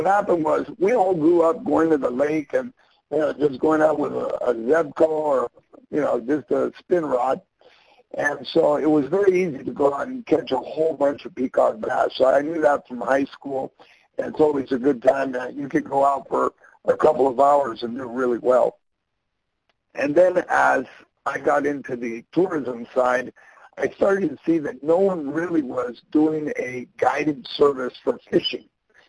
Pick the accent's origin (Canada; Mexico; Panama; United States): Panama; Panama City; But yeah, so I grew up here in Panama City. I went to school with the kids in the canal zone. That's why you hear my English, and you're like, well, you didn't sound very Panamanian.